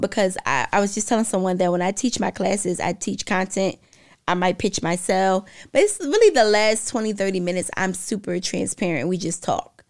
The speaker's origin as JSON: {"language": "English", "town": "Philadelphia", "region": "Pennsylvania", "country": "United States", "moved": "yes", "lives_now": "Florida, United States", "said": "I'm from Philly."}